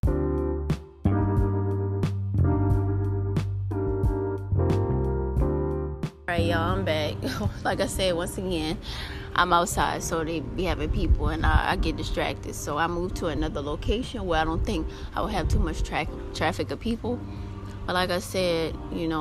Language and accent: English; New Orleans, Louisiana, United States; I'm from New Orleans